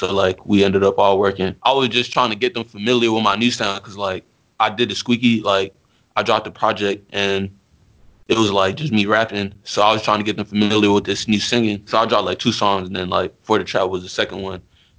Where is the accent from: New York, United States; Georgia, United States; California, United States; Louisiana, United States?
New York, United States; So I grew up in the Bronx and I was staying on Jackson Ave. It was 2006.